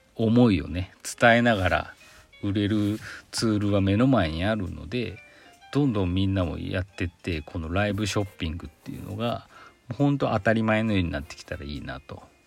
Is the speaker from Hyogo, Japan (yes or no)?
no; Aichi, Japan; 私も愛知県出身なんでね